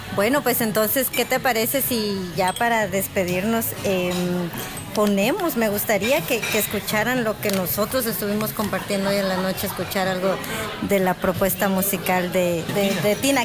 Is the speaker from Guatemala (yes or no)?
yes; Guatemala; moved away; nosotros como guatemaltecos